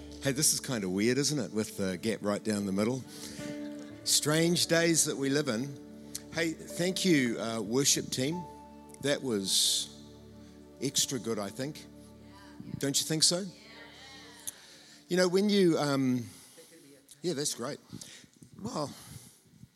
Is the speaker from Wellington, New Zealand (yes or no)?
no; Tauranga, Bay of Plenty, New Zealand; accent: Tauranga; my Tauranga accent